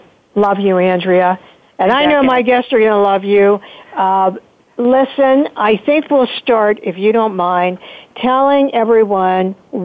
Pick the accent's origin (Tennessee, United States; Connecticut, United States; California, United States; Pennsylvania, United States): Pennsylvania, United States; Pittsburgh; you all know this is my hometown and I just love Pittsburgh.